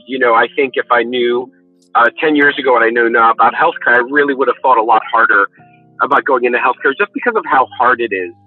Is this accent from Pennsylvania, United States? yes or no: no; New York City, New York, United States; I, was born and raised in New York City